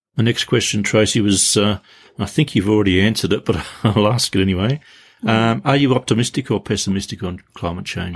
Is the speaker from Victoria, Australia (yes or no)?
no; Tasmania, Australia; growing up in Tasmania